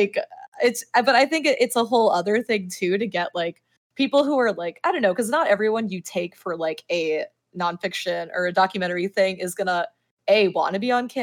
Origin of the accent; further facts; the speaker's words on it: Miami, Florida, United States; I'm from Miami, which is very conservative actually, within like the Cuban community at least